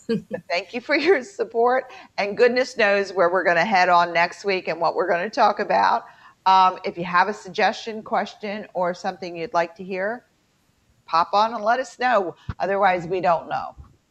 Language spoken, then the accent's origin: English; Baltimore, Maryland, United States; accent: Baltimore; I'm told I sound like I'm really from Baltimore because I had to go back to my Baltimore twang so that I could be understood at work.